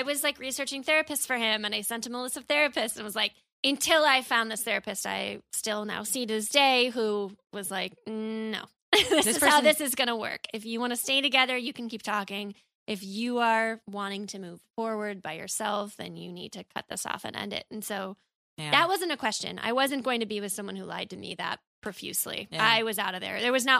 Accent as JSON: {"language": "English", "region": "Midwest", "country": "United States", "said": "And I'm from the Midwest."}